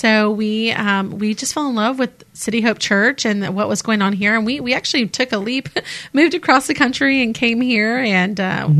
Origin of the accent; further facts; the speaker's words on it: Monterey Bay, California, United States; moved away as an adult; now in Mobile, United States; Well, I was born in Monterey Bay, that area. Yeah, so born and raised there.